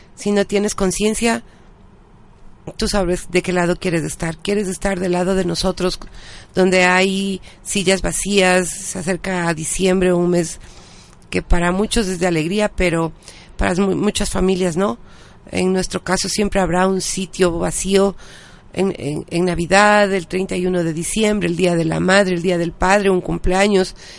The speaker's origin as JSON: {"language": "Spanish", "country": "Ecuador", "said": "nosotros como ciudadanos ecuatorianos"}